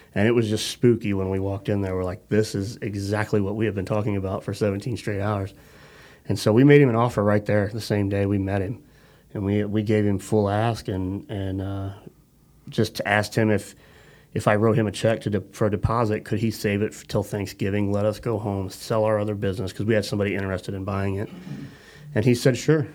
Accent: St. Louis, Missouri, United States; moved away; my wife and I, you know, we're originally from the St. Louis area

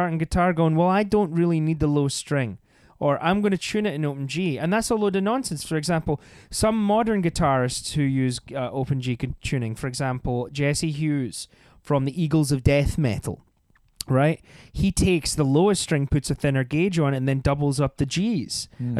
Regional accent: Scotland, United Kingdom; Like I'm Scottish, I could do Sean Connery

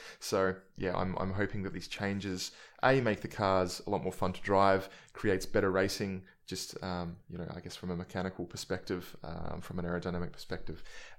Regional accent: Adelaide, South Australia, Australia; I've been running the Subaru just because growing up in Salisbury and Adelaide, everybody wanted a WRX

